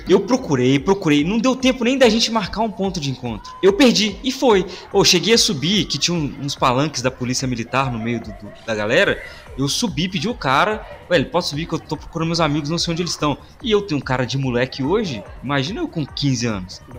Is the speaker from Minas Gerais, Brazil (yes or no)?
yes; Belo Horizonte, Minas Gerais, Brazil; nós quatro aqui somos de BH